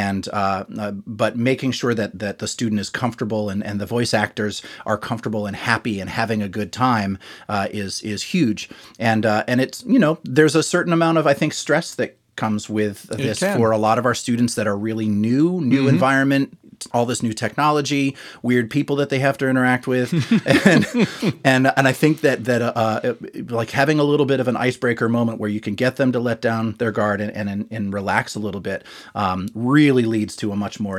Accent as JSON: {"language": "English", "region": "Massachusetts", "country": "United States", "tie": "born or raised there", "said": "I grew up in Massachusetts."}